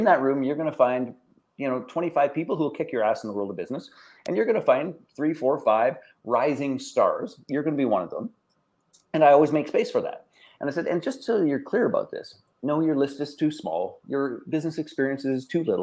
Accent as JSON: {"language": "English", "country": "Canada", "said": "I'm Canadian"}